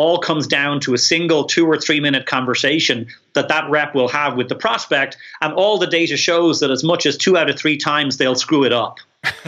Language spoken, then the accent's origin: English; Ireland; I'm Irish